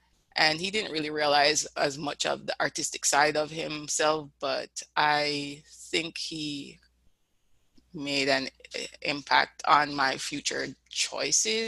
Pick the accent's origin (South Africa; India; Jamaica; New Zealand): Jamaica; Kingston; moved away as an adult; also born or lived in St. Andrew, Jamaica; now in United States; I would tell people I'm from Kingston. That's where I grew up.